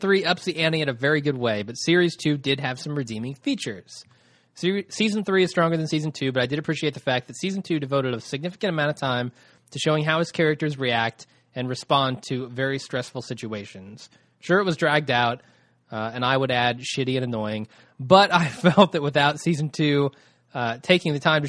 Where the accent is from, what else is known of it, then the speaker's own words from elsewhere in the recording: Ireland; now in London, United Kingdom; but then again, I'm an Irish guy living in London, so what do I know?